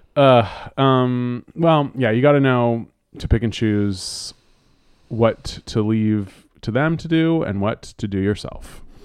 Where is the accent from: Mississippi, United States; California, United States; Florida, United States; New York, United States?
California, United States; Bay Area; now in Los Angeles, United States; my family, you know, we're from the Bay Area